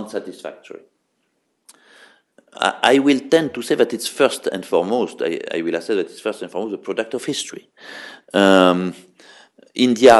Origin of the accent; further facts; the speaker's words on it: Bordeaux, Nouvelle-Aquitaine, France; I come from the French city of Bordeaux